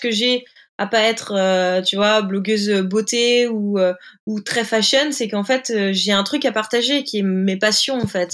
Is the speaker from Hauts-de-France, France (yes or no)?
yes; Hauts-de-France, France; moved away as an adult; now in Biarritz, France; moi, je suis originaire du nord de la France, une ch'ti